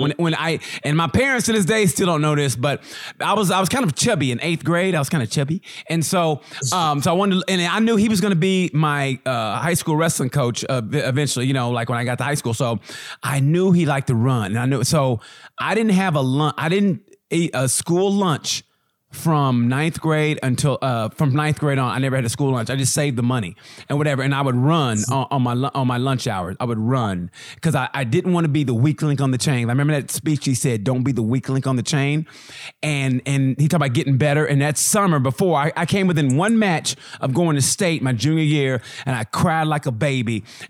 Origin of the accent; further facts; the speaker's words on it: Oklahoma, United States; And you know, I grew up in Oklahoma. So, you know, I grew up in that kind of like that old school kind of, you know, the church mentality.